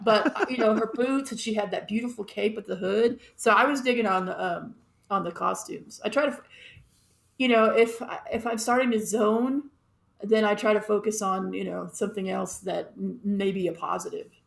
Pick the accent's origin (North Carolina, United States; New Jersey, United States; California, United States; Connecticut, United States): California, United States; Los Angeles; I grew up in Los Angeles